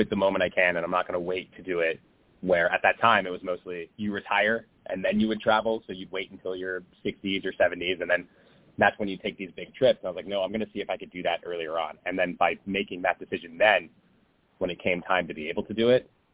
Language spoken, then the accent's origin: English; Los Angeles, California, United States; I live in Los Angeles and I grew up in Los Angeles